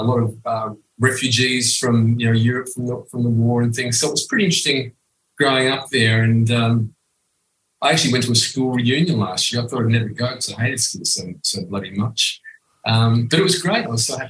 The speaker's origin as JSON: {"language": "English", "town": "Footscray", "region": "Victoria", "country": "Australia", "tie": "born or raised there", "said": "I was born in Footscray"}